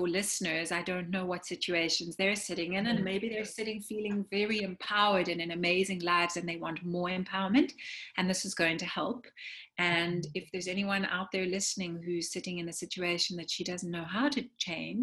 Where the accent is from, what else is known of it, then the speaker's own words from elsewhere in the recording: South Africa; moved away; as an immigrant, you know, I grew up in South Africa